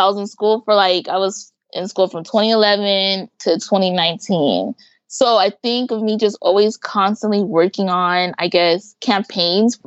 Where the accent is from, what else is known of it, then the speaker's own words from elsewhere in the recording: Pomona, California, United States; also born or lived in Los Angeles, California; I grew up in Pomona, but I spent a lot of time in LA working or hanging out with family